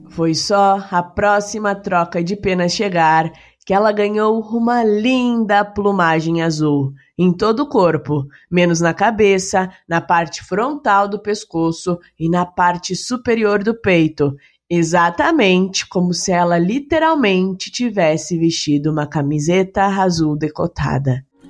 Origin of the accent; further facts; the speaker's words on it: Curitiba, Paraná, Brazil; eu sou do Paraná, eu sou de Curitiba